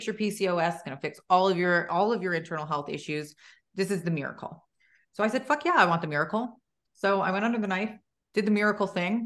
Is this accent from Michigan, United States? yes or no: no; New Jersey, United States; now in Gilbert, United States; I'm in Gilbert, Arizona. I'm originally from New Jersey.